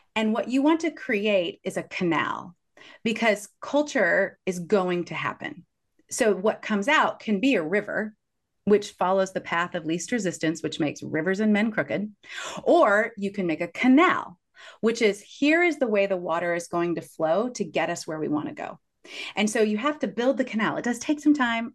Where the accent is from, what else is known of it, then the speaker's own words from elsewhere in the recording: Kansas City, Missouri, United States; I grew up in Kansas City